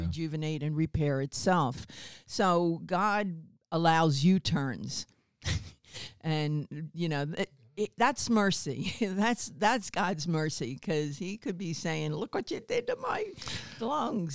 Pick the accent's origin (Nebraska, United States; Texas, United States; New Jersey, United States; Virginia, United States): New Jersey, United States; also born or lived in Baltimore, Maryland; I'm originally from Baltimore, Maryland, and at ten we moved up to New Jersey, uh, South Jersey, Philadelphia area.